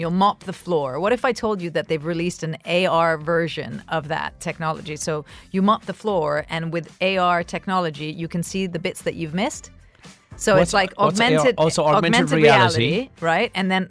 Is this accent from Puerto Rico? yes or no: no; Dubai, United Arab Emirates; born or raised there; also born or lived in Italy